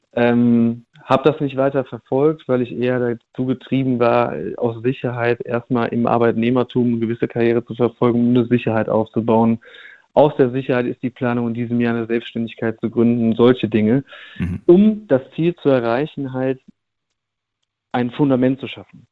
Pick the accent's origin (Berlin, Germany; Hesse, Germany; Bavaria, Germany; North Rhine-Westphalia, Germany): North Rhine-Westphalia, Germany; Cologne; ich äh, komme aus NRW. Ich komme aus Köln.